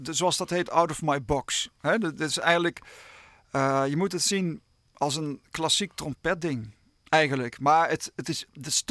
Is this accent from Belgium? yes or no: no; Limburg, Netherlands; accent: Limburgish; Maar mijn vrouw die heeft me laatst beticht dat mijn accent aan het veranderen was.